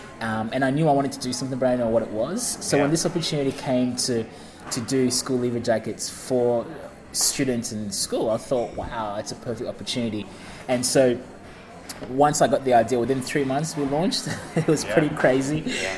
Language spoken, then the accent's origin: English; Ringwood, Victoria, Australia; also born or lived in New Zealand; And growing up in Ringwood, I was the only coloured guy at school.